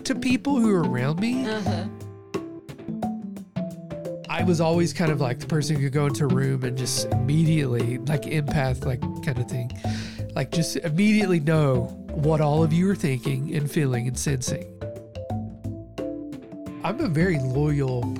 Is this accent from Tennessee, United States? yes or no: yes; Bluff City, Tennessee, United States; also born or lived in New York; now in California, United States; I'm not from California. I am from Bluff City, Tennessee